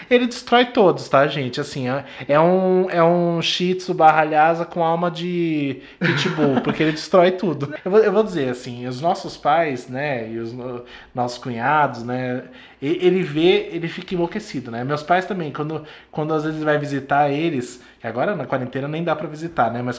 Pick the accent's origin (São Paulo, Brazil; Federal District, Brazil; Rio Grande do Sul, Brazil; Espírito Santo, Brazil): São Paulo, Brazil; Santo André; Eu, eu sou de Santo André, né?